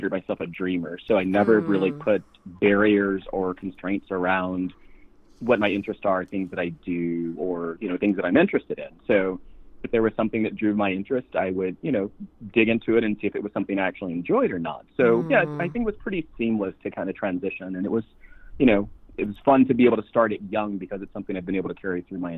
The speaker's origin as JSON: {"language": "English", "region": "Midwest", "country": "United States", "tie": "born or raised there", "also_born_or_lived": "West Coast", "moved": "yes", "said": "growing up in the Midwest and all of a sudden being in the West Coast"}